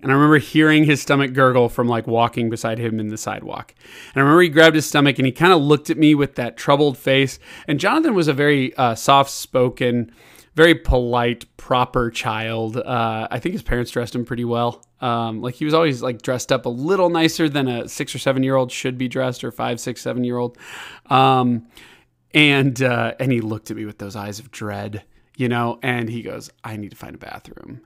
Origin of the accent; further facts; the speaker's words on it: Chicago, Illinois, United States; also born or lived in Kansas City; I would move to Chicago when I was six years old